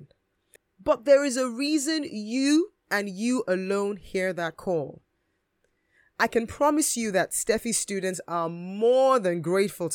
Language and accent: English; Edo, Nigeria; now in United Kingdom; I'm from the Bini tribe, also known as the Edo tribe, and we are located in the Midwestern part of Nigeria in a state which is called, unsurprisingly, Edo State